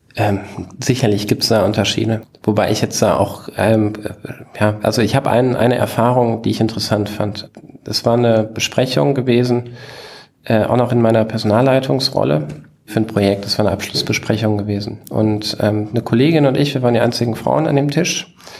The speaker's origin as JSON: {"language": "German", "town": "Bruchköbel", "region": "Hesse", "country": "Germany", "tie": "born or raised there", "also_born_or_lived": "Hanau / Aschaffenburg", "moved": "as an adult", "said": "ich bin in Hanau geboren und in Bruchköbel. Das ist dieser zwanzigtausend Seelenort in der Nähe von Frankfurt, ähm, groß geworden"}